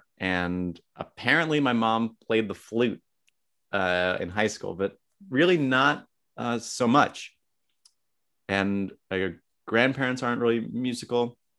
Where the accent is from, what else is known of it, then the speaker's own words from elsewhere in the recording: Short Hills, New Jersey, United States; also born or lived in New York City; I'm from Short Hills, New Jersey, and that's where I am right now.